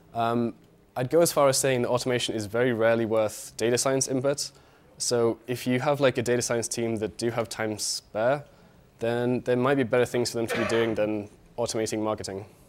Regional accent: United Kingdom; moved away as an adult; now in Berlin, Germany; I'm from the U K, as you can tell from my accent

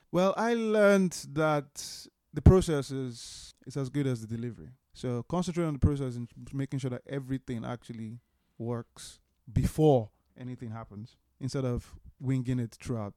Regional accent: Port Harcourt, Rivers State, Nigeria; now in London, United Kingdom; people that I knew growing up in Port Harcourt in Nigeria

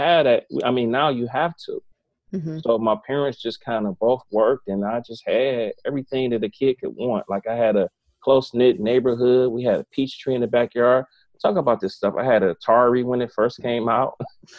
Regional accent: East Cleveland, Ohio, United States; That's in my neck of the woods. I'm from East Cleveland

